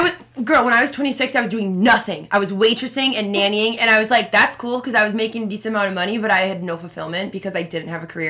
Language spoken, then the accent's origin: English; Minneapolis, Minnesota, United States; also born or lived in Richfield, Minnesota; I'm uh, 27 years old, born and raised in Minneapolis, Minnesota